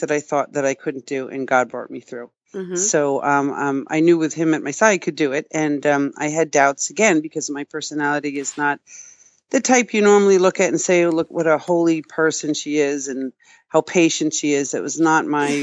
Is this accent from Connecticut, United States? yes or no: no; Long Island, New York, United States; I was born and raised on Long Island